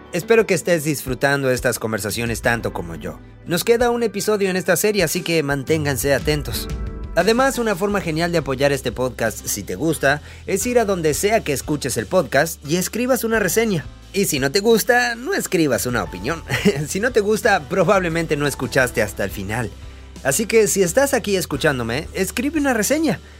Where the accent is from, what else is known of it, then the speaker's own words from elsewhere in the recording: Venezuela; soy de Venezuela.